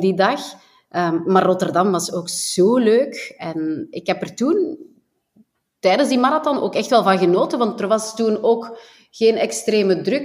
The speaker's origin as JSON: {"language": "Dutch", "region": "Flanders", "country": "Belgium", "said": "wij dan als Belgen"}